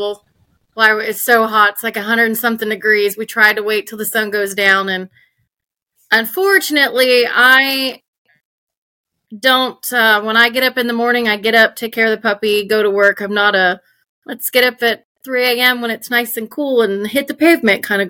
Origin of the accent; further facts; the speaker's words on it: Florida Panhandle, United States; also born or lived in Minnesota; I was born in Minnesota, but I grew up in the Florida Panhandle. I've been here pretty much my whole life